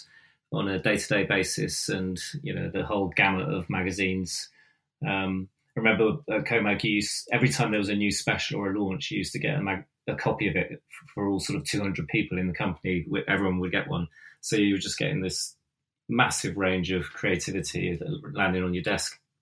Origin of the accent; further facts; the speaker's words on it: Devon, South West England, United Kingdom; moved away; also born or lived in London / Bath; I come from Devon